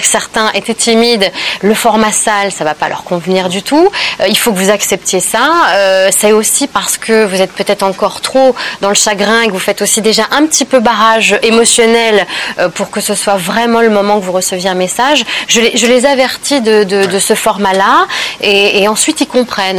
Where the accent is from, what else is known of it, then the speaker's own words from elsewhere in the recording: Normandy, France; je suis née dans la Normandie après-guerre